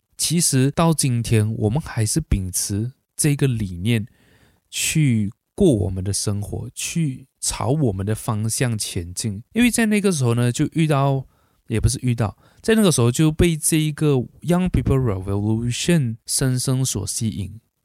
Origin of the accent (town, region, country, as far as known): Malaysia; born or raised there